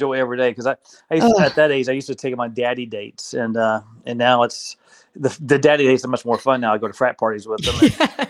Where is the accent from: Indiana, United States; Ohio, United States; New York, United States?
Indiana, United States; also born or lived in Los Angeles, California; I was born in Los Angeles, California, moved to Indiana when I was a kid, went to private school, St. Anthony's, and then went to Providence High School with Padrina, and I went off to Indiana University, got a couple degrees there